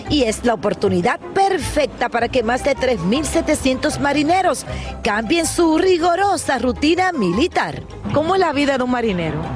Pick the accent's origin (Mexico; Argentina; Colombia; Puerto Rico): Puerto Rico; soy de Puerto Rico.